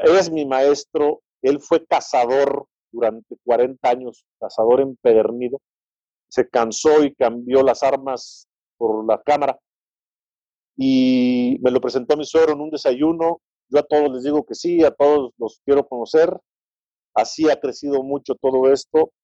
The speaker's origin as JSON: {"language": "Spanish", "region": "San Luis Potosí", "country": "Mexico", "said": "soy potosino"}